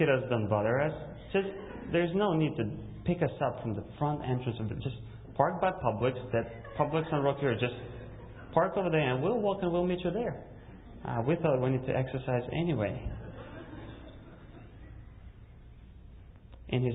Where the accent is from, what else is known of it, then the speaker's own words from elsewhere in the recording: Russia; English is a second language; moved away; also born or lived in Kazakhstan; I was born in Kazakhstan, and when I was 4, my family immigrated to Russia